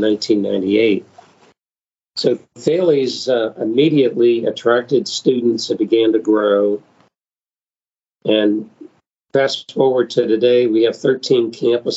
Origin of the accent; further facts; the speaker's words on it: Harrisburg, Pennsylvania, United States; moved away as an adult; now in North Carolina, United States; I grew up in Harrisburg, Pennsylvania, and I went to first through 12th grade in a Catholic school